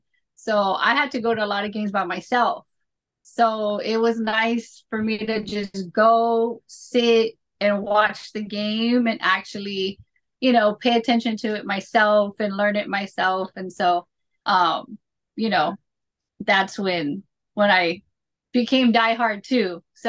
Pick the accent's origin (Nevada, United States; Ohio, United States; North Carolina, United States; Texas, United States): Texas, United States; Houston; I was from Houston.